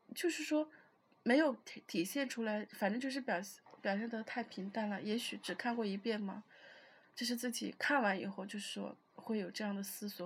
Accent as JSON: {"language": "Chinese", "country": "China", "said": "我们中国人，就是我们这种文化"}